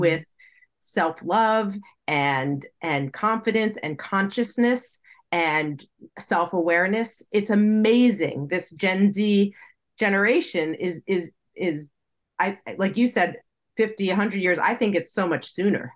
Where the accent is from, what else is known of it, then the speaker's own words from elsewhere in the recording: United States; I'm speaking as an American